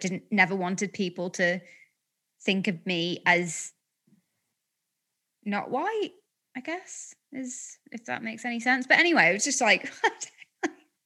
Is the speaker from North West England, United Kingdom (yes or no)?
yes; Blackpool, North West England, United Kingdom; I'm from Blackpool